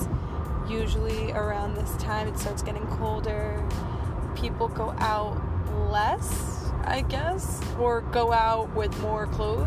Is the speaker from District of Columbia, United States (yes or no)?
no; New Jersey, United States; accent: Jersey; My Jersey accent just came out